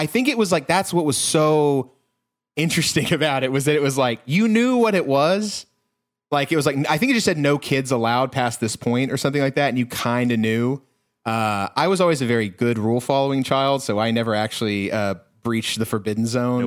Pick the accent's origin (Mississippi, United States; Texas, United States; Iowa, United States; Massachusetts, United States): Texas, United States; I am from a small Texas town where we did not have a blockbuster.